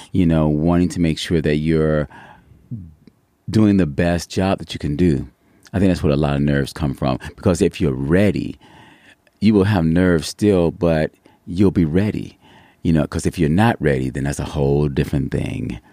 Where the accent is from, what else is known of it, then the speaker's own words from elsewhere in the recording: Cleveland, Ohio, United States; also born or lived in New York; now in Yucaipa, United States; originally, I'm from Cleveland, Ohio